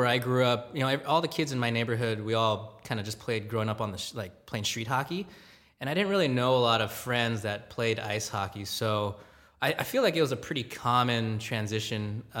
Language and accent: English; Gardena, California, United States; Yeah, so I grew up in Gardena, California. Even though it's, I guess, technically LA County